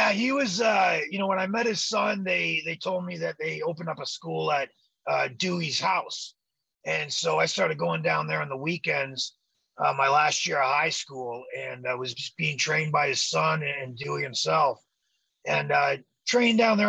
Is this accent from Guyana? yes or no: no; Toronto, Ontario, Canada; moved away as an adult; we're the Canadian Glamour Boys from Toronto, Canada.